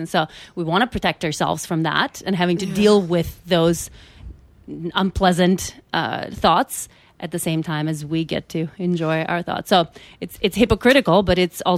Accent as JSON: {"language": "English", "country": "North Macedonia", "said": "I'm from Macedonia"}